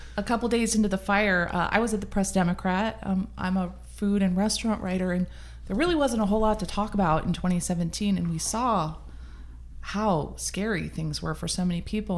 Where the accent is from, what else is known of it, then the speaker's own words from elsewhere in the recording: Midwest, United States; now in Sonoma County, United States; I'm from the Midwest. I'm all about a hot dish.